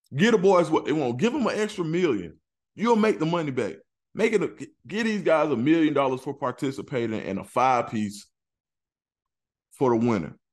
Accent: College Park, Georgia, United States; where I'm from, I'm from College Park, Georgia

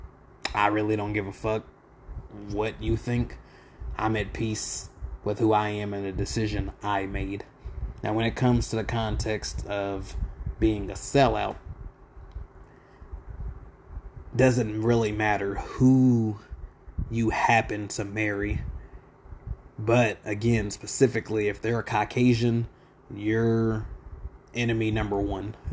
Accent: Lawton, Oklahoma, United States; I'm from Lawton, mainly Southside product and proud. 1307 Southwest Jefferson will forever be home

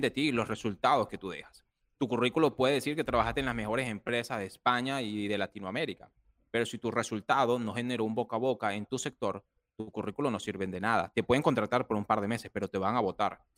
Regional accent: Barquisimeto, Lara, Venezuela; moved away as an adult; also born or lived in Dominican Republic; yo soy venezolano, nací en Barquisimeto, Venezuela. Vengo de una familia humilde

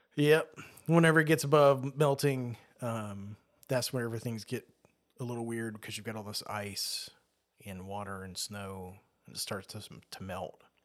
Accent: Australia; I was born in Australia

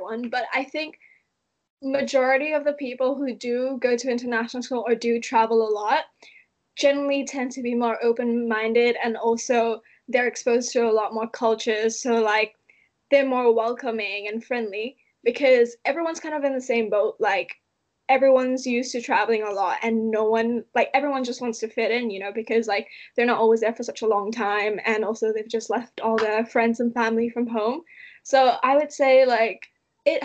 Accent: Malaysia; also born or lived in Austria; now in Leeds, United Kingdom; I grew up in Malaysia for such a long time

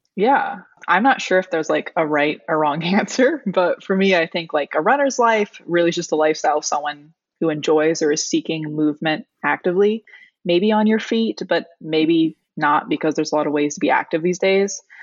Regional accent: Pacific Northwest, United States; now in Portland, United States; I grew up on the Pacific Northwest

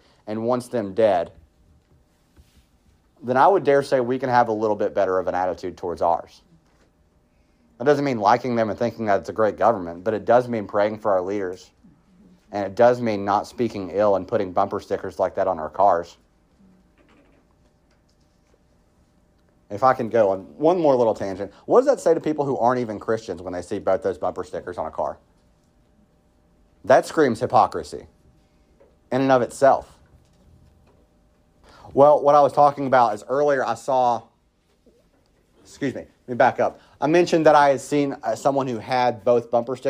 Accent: southwestern Virginia, United States; growing up where I grew up in southwestern Virginia, love my hometown

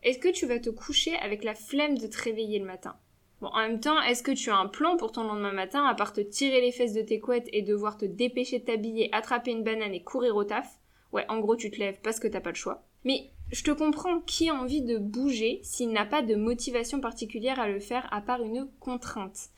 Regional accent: Lille, Hauts-de-France, France; je suis lilloise

